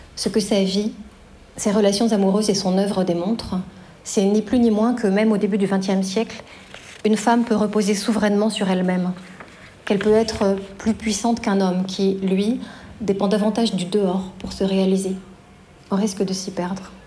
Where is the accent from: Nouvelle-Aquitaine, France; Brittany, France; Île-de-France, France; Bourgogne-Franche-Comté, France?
Bourgogne-Franche-Comté, France; Belfort; la banlieue de Belfort, ma ville natale